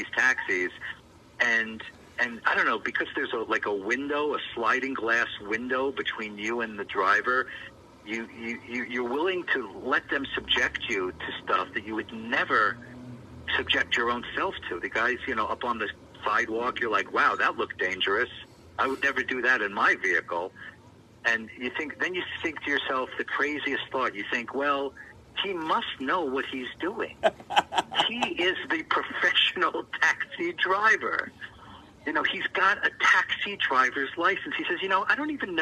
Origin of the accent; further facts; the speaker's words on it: New York City, New York, United States; now in Utah, United States; I grew up in Manhattan